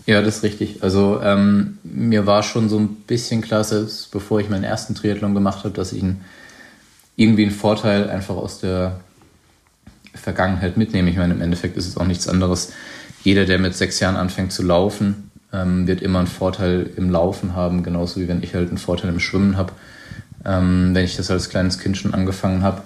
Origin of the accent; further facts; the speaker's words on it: Weinheim, Baden-Württemberg, Germany; mein Weinheim ist, äh, grenzt an den Odenwald, wo ich aufgewachsen bin